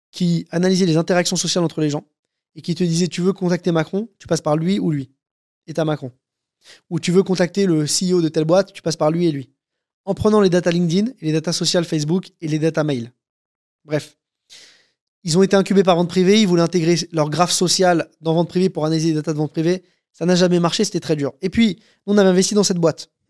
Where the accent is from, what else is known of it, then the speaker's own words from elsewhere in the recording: France; Moi, je suis français, j'ai des datas françaises hyper quali